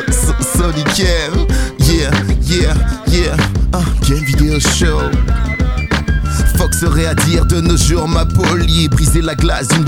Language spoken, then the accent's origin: French; Sarcelles, Île-de-France, France; Je fais de l'impro, je viens de Sarcelles, y'a tous mes négros, j'improvise